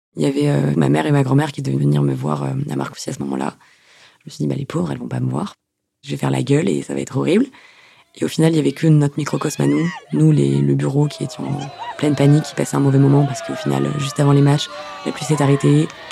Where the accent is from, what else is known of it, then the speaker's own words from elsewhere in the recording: Toulouse, Occitania, France; moved away as an adult; now in Rouen, France; Je viens de Toulouse